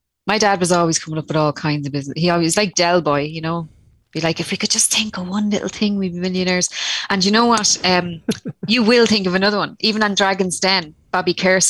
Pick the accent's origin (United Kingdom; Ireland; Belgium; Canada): Ireland; Tallaght, Leinster; now in Rosslare Harbour, Ireland; I grew up in Talla